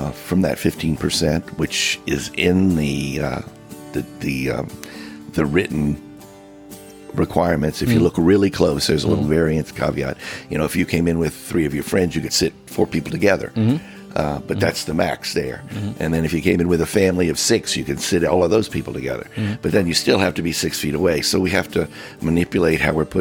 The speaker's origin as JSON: {"language": "English", "town": "Miami", "region": "Florida", "country": "United States", "moved": "yes", "said": "I come from Miami."}